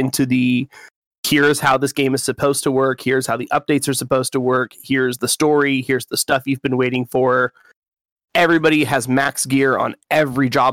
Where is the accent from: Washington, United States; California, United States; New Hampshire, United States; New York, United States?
Washington, United States; Western; I'm even from Western Washington